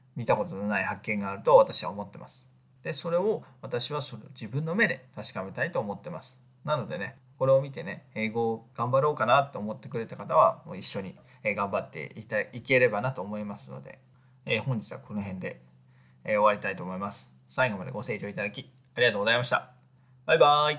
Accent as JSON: {"language": "Japanese", "country": "Japan", "first_language": "Japanese", "said": "我々その母国語である、日本語"}